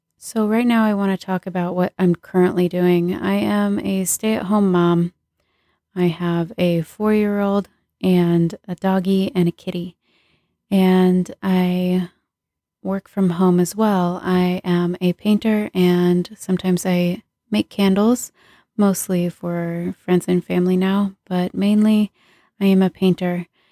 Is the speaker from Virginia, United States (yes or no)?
no; Southern California, United States; I was born and raised in Southern California